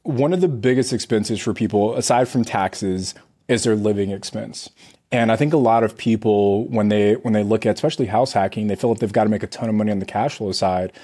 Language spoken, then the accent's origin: English; California, United States; I'm from California